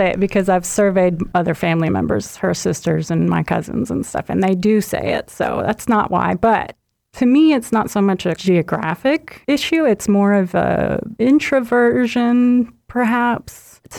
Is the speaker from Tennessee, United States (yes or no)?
yes; Chattanooga, Tennessee, United States; I grew up in Chattanooga.